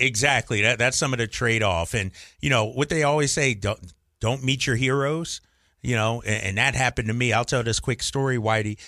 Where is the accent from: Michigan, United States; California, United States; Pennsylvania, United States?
Pennsylvania, United States; Philadelphia; moved away; also born or lived in Boston; as a young kid growing up in Philadelphia